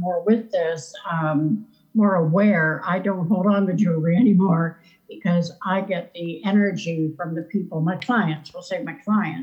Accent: Keswick, Ontario, Canada; also born or lived in Western Canada; now in Somerset, Prince Edward Island, Canada; I was in Keswick, Ontario on Lake Simcoe

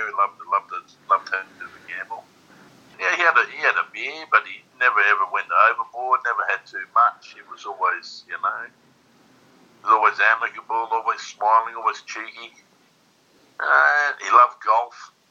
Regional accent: Australia

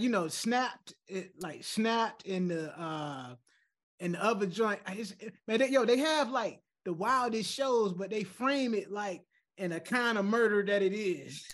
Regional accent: Chesapeake, Virginia, United States; I'm from Chesapeake. I'm from the other side of the water, man. I'm from the south side

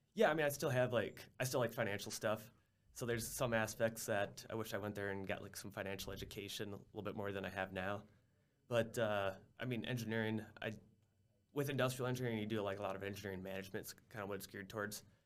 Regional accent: Minnesota, United States; moved away as an adult; also born or lived in South Dakota; I grew up in Minnesota

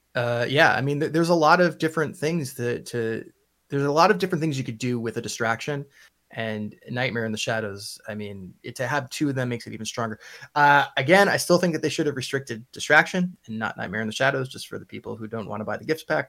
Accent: Long Island, New York, United States; accent: Long Island; I'm from Long Island. My Long Island accent turns Russian after a while

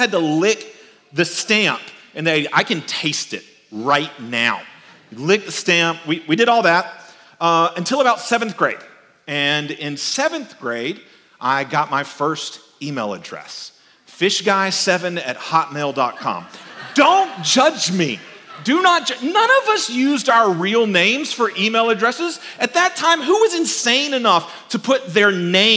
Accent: South Georgia, United States; also born or lived in Paris, Texas; I was born in Paris, Texas, but we moved to South Georgia when I was really a little kid

